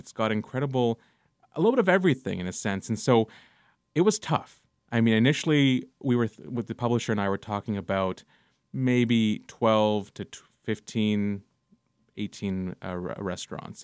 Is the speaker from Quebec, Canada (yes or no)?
no; Peterborough, Ontario, Canada; I grew up in Peterborough, which is about an hour and a half, um, northeast of Toronto.